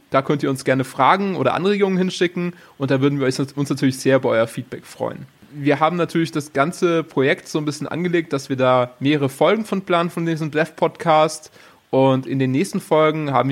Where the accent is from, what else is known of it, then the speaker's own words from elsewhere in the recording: Baden-Württemberg, Germany; Genau, also ich bin aus dem Schwarzwald, im Süden Deutschlands